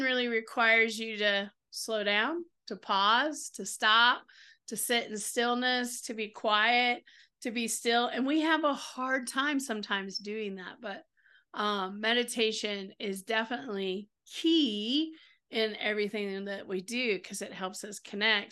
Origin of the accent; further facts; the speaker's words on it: the South, United States; I'm from the South